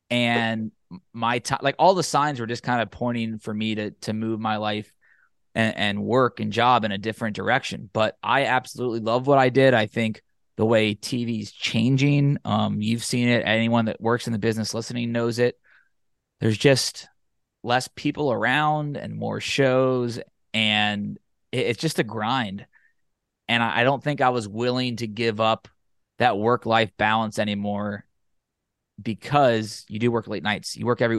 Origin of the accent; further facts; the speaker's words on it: Cincinnati, Ohio, United States; I grew up in the Catholic faith and was going every week in school and in high school. And then, like, I joke about like casual Catholics in Cincinnati, where we go four times a year, wedding, funerals, Easter and Christmas.